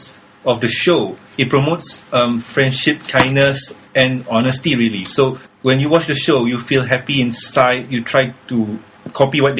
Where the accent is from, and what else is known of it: Malaysia